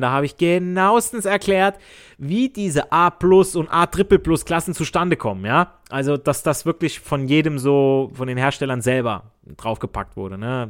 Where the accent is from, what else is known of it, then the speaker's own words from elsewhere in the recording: Southern Italy, Italy; now in Germany; ich als Süditaliener, ich spreche auch Dialekt